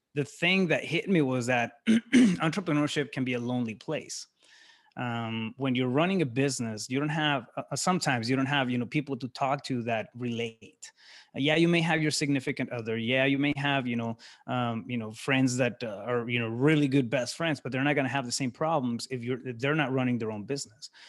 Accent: Yuma, Arizona, United States; moved away as an adult; now in Phoenix, United States; I'm originally from Yuma, Arizona. I live in Phoenix now.

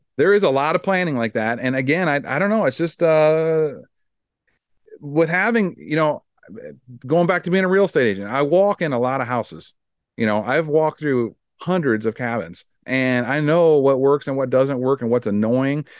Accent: Iowa, United States; I'm from Iowa

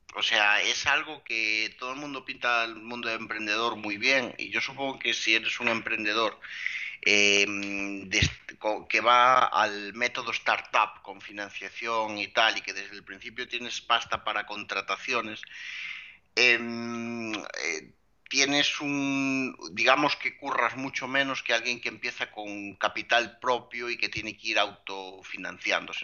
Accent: Lugo, Galicia, Spain; yo soy un chico de Lugo

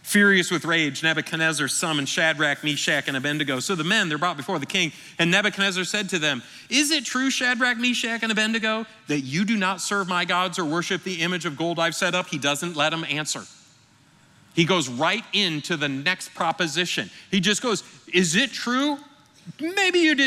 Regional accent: Michigan, United States; moved away; I grew up in Michigan with the Detroit Lions

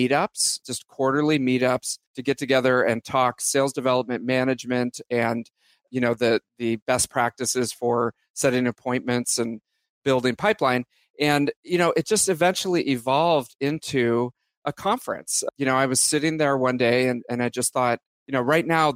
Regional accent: Bay Area, California, United States; born and raised in the Bay Area

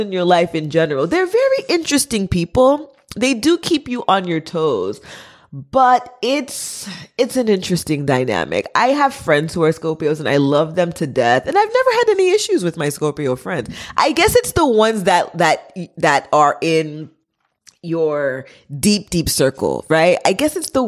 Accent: United States; first language Haitian Creole; English is a second language; me being Haitian American, first generation, you know, first language being Creole, even though I was born here in America

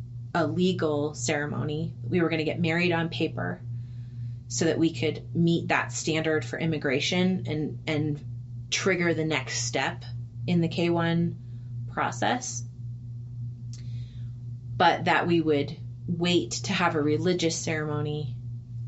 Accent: United States; I'm an American.

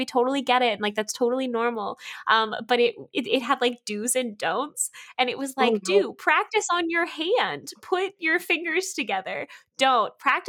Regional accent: Dallas-Fort Worth area, Texas, United States; I'm from the Dallas-Fort Worth area

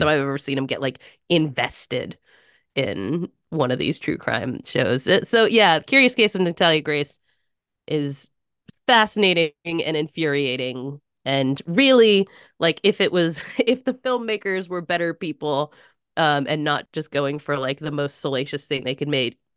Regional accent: United States; just as an American

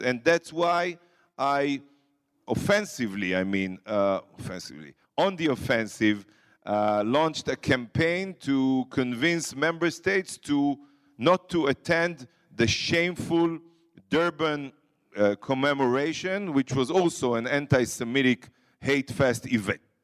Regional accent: Ashkelon, Southern District, Israel; I grew up in Ashkelon, which is like ten kilometers from the border with Gaza

